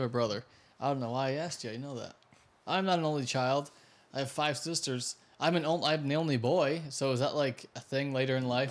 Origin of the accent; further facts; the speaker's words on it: New York, United States; now in Florida, United States; I'm from New York.